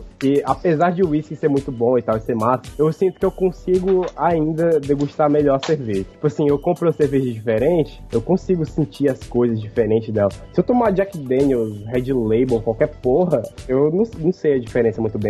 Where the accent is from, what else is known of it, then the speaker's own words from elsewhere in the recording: Northeast Region, Brazil; accent: nordestino; sempre tive que lidar com a galera de São Paulo imitando o meu sotaque. Tipo assim, ah, vai, nordestino